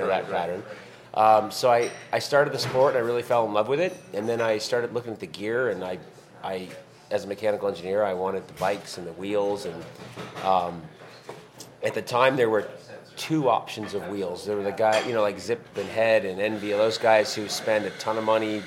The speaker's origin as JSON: {"language": "English", "town": "Dartmouth", "region": "Nova Scotia", "country": "Canada", "tie": "born or raised there", "moved": "as an adult", "lives_now": "Las Vegas, United States", "said": "We're identical twin brothers. We were born and raised in Dartmouth, Nova Scotia, Canada."}